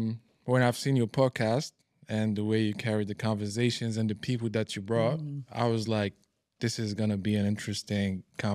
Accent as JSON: {"language": "English", "country": "Libya", "tie": "born or raised there", "also_born_or_lived": "Morocco / Italy", "moved": "yes", "lives_now": "Dubai, United Arab Emirates", "said": "Born and raised in Libya."}